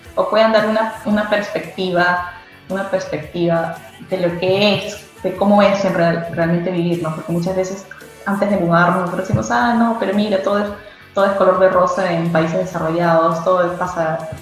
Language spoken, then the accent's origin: Spanish; Peru; moved away as an adult; now in England; como bueno peruano me encanta comer